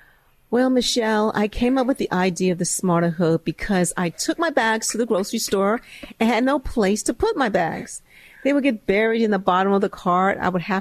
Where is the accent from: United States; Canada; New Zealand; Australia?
United States; Chicago, Illinois; It was fun. I grew up on the south side of Chicago, went to public schools where we learned grit.